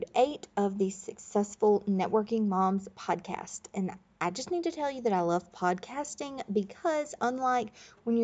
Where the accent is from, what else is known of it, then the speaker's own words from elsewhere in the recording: Florida, United States; I grew up in Florida